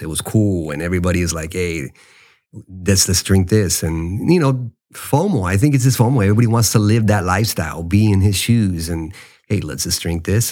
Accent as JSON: {"language": "English", "country": "United States", "tie": "born or raised there", "said": "I'm a Mexican American. Yes, I was born in the States. I love my country, the United States, but you know, my, my roots is rooted to Mexico"}